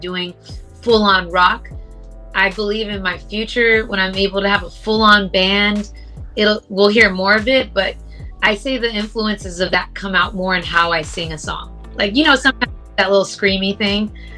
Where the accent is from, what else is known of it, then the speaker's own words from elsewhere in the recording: Los Angeles, California, United States; people from